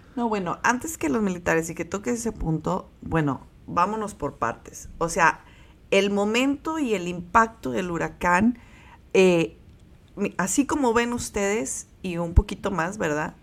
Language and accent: Spanish; Mexico; como mexicanos